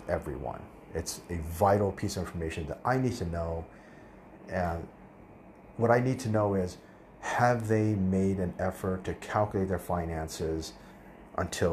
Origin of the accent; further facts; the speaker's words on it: Tucson, Arizona, United States; moved away; I'm from Tucson, or I lived in Tucson as a kid